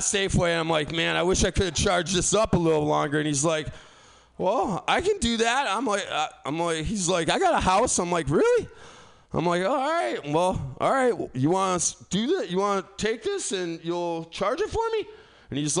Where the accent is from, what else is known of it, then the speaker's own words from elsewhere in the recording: East Coast, United States; now in San Francisco, United States; I'm from the East Coast.